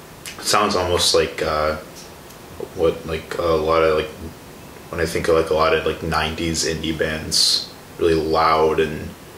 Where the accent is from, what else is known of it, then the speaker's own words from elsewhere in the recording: Chicago, Illinois, United States; I'm from Chicago